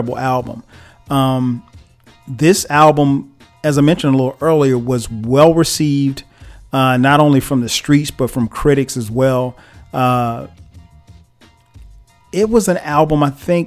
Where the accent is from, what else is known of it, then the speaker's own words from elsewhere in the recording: South Carolina, United States; I grew up in South Carolina